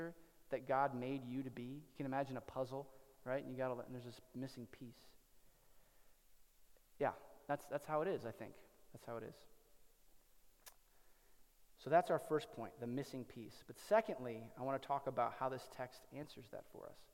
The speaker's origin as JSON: {"language": "English", "town": "Cedar Rapids", "region": "Iowa", "country": "United States", "tie": "born or raised there", "moved": "yes", "said": "there's a library in Cedar Rapids, Iowa, in my hometown"}